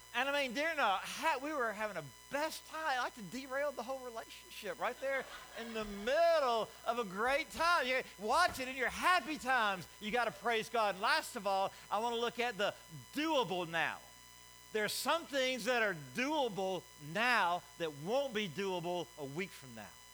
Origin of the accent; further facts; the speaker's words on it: Alabama, United States; I'm from Alabama